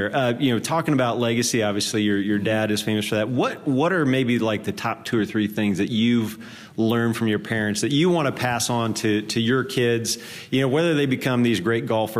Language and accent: English; Indiana, United States; now in Tennessee, United States; I'm from Indiana, so I'm allowed, and I live in Tennessee now